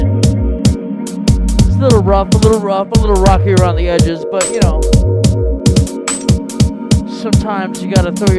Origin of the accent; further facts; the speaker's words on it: Kansas City, Missouri, United States; my hometown KC Mo crew.